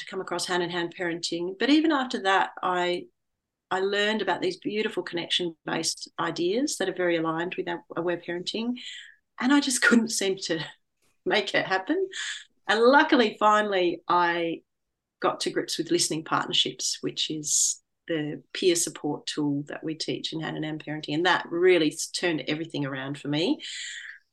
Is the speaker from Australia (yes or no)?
yes; Australia; moved away as an adult; also born or lived in London / north of England; When I returned back to Australia, I studied to become a teacher librarian, and then I worked in a public library in my hometown